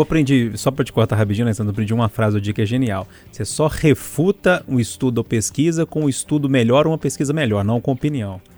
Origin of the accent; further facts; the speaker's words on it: town bordering Piracema, Minas Gerais, Brazil; moved away; Tem um quilombo muito famoso lá na minha cidade também, que é no limite com Piracema